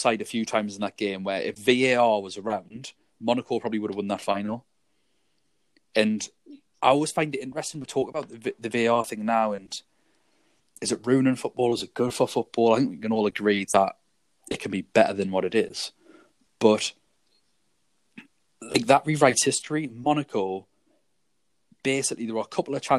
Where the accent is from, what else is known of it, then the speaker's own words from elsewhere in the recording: England, United Kingdom; Being English